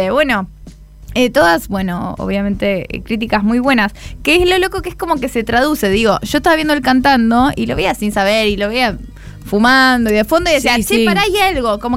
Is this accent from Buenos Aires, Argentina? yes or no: yes; Buenos Aires, Argentina; Aguante Buenos Aires, es mi ciudad.